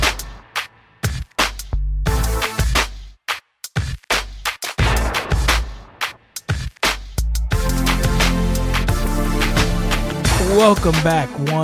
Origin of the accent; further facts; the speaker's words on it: Puerto Rico; moved away; also born or lived in California; Not being from California, but I'm from Puerto Rico. I am from an actual rainforest, tropical jungle of an island